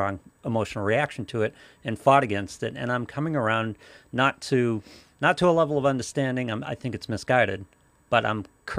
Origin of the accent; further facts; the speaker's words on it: Massachusetts, United States; I was raised in Massachusetts